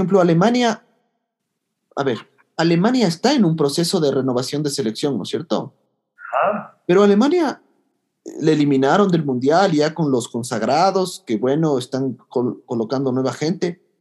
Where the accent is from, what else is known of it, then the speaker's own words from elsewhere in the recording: Ecuador; pero somos de Ecuador, o sea, estamos obligados a ir al mundial